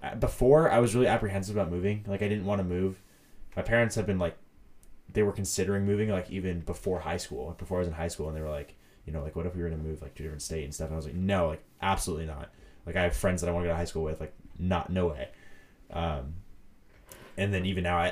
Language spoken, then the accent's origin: English; California, United States; I've been here my whole life